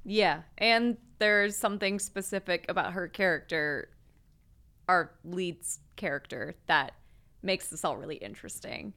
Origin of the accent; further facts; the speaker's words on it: Michigan, United States; growing up in Michigan